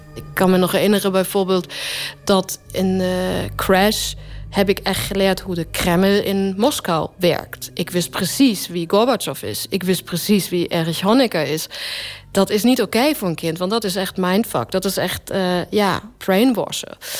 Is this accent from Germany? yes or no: yes; Germany; moved away; ik kom ook uit de DDR.